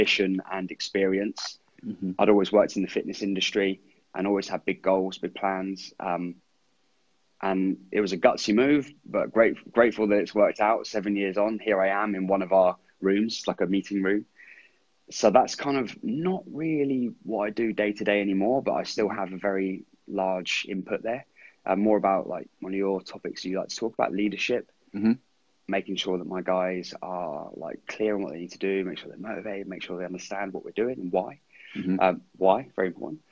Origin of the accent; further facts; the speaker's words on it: Andover, South East England, United Kingdom; also born or lived in New Zealand; I was born and raised in my hometown, Andover in Hampshire.